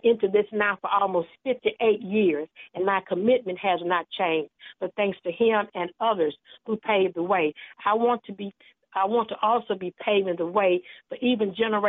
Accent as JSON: {"language": "English", "town": "Canton", "region": "Mississippi", "country": "United States", "tie": "born or raised there", "said": "the first black mayor of my hometown of Canton"}